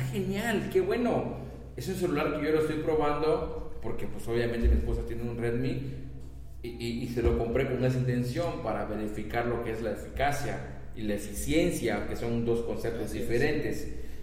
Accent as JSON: {"language": "Spanish", "region": "Campeche", "country": "Mexico", "said": "somos de Campeche"}